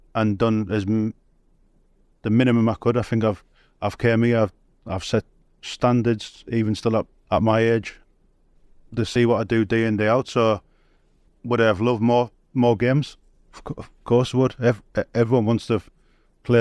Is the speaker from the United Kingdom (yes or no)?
yes; Cumbria, North West England, United Kingdom; accent: Cumbrian; my Cumbrian accent's